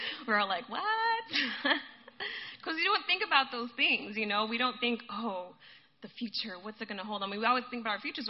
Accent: Guadalajara, Jalisco, Mexico; also born or lived in Boston, United States; I was born in Boston, but and my parents are Puerto Rican, but we lived in Mexico. So I always tell people, by blood, I'm Puerto Rican, by heart, I'm Mexican. Go Mexico. So we were in Guadalajara.

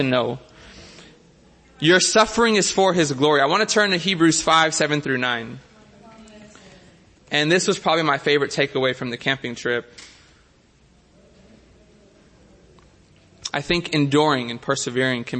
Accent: Miami, Florida, United States; now in San Diego, United States; As a city boy growing up in Miami, now living in San Diego

